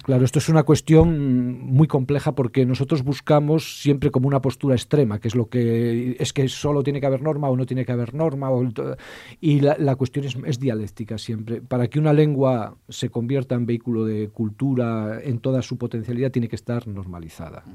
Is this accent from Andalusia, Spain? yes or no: no; El Bierzo, Castile and León, Spain; yo que soy del Bierzo, porque nosotros somos de tierra, somos una frontera en toda nuestra extensión